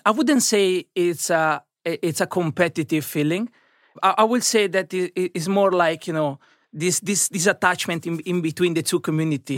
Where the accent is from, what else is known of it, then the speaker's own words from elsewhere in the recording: Italy; moved away as an adult; now in London, United Kingdom; I've been growing up in Italy